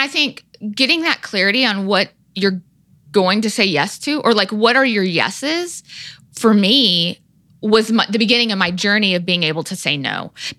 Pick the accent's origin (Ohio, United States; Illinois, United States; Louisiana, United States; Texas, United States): Texas, United States; moved away; I grew up in Texas.